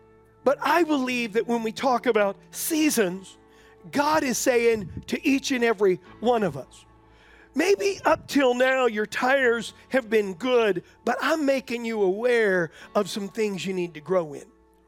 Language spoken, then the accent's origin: English; San Diego, California, United States; when we first moved here from California, we're from San Diego, and when we first moved here, I had this little white truck.